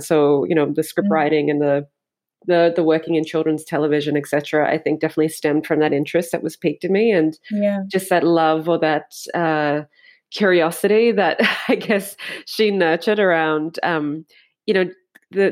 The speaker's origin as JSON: {"language": "English", "country": "South Africa", "tie": "born or raised there", "said": "I grew up in South Africa"}